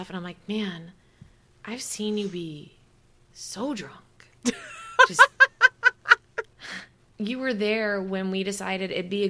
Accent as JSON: {"language": "English", "region": "Wisconsin", "country": "United States", "said": "I'm from Wisconsin."}